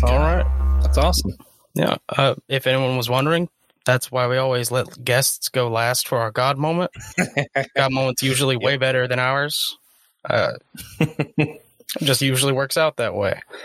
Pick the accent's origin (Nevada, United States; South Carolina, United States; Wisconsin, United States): South Carolina, United States; growing up in South Carolina